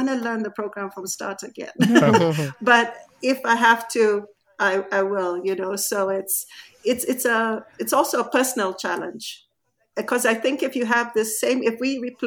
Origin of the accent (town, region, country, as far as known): Nairobi, Kenya; moved away as an adult